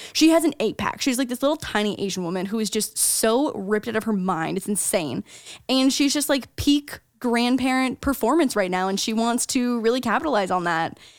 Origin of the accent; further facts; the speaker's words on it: St. Catharines, Ontario, Canada; moved away as an adult; now in United States; anything outside of Saint Catharines, my hometown, is considered a big city